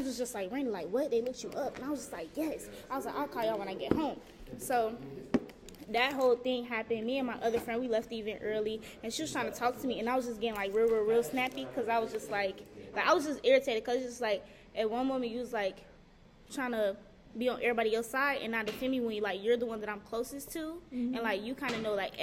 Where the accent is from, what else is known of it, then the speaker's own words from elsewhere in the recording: Gary, Indiana, United States; moved away; I'm from Gary